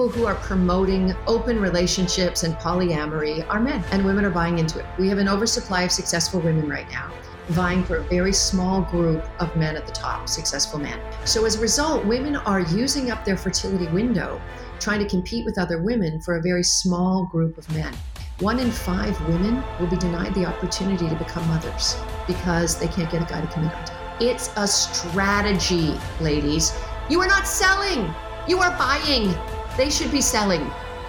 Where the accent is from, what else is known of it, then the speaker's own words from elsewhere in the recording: Canada; Well, I'm Canadian and my dad was in the Navy and we moved a lot.